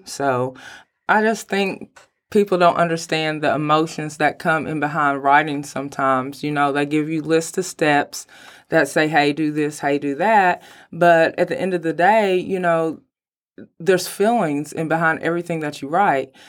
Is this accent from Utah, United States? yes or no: no; Mount Sterling, Kentucky, United States; now in Lexington, United States; I'm originally from Mount Sterling, Kentucky, and then I moved here to Lexington, Kentucky.